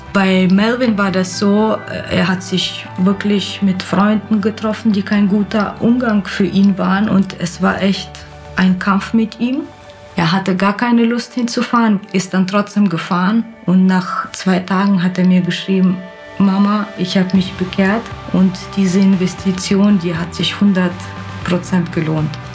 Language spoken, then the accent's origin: German; Kyrgyzstan; now in Germany; Ich komme aus Kirgisien ursprünglich.